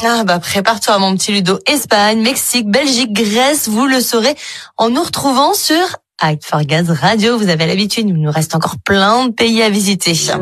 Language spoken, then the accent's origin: French; Romania; je viens de Roumanie, Distrigaz Sud Retel. Je suis directeur régional en Roumanie